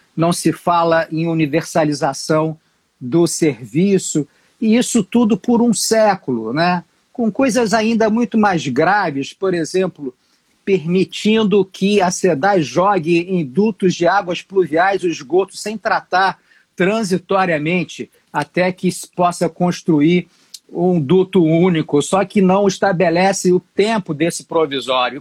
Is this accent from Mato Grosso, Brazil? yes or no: no; Rio de Janeiro, Brazil; eu sou carioca